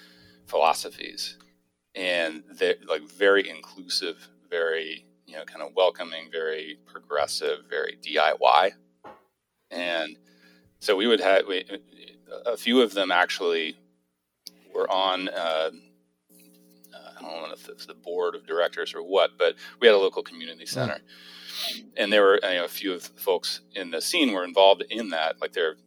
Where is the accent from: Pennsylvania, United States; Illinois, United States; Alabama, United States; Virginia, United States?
Pennsylvania, United States; Central; now in Washington, DC suburbs, United States; Central Pennsylvania, so kind of middle of nowhere